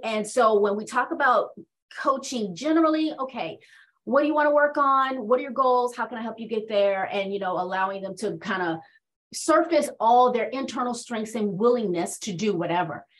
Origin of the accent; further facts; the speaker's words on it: Washington, District of Columbia, United States; also born or lived in North Carolina; So I was born and raised in Washington, D.C., but I spent most of my time being nurtured and developed by my grandparents who are from North Carolina.